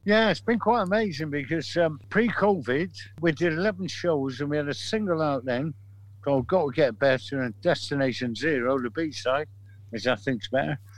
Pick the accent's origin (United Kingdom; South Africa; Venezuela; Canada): United Kingdom; Manchester, North West England; we're from Manchester.